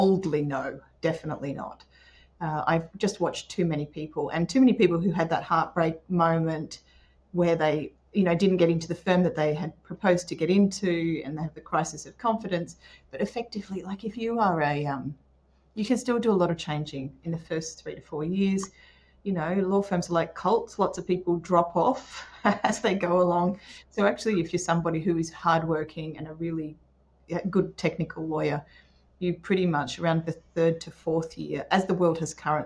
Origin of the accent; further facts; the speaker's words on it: Port Macquarie, New South Wales, Australia; also born or lived in Newcastle / Sydney; I grew up in Port Macquarie, so that's where a lot of us went to uni